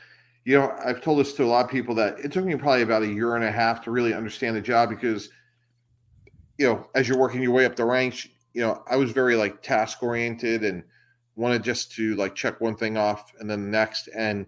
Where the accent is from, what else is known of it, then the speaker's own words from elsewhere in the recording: Massachusetts, United States; I grew up outside of the Boston area and had breakfast every morning with my parents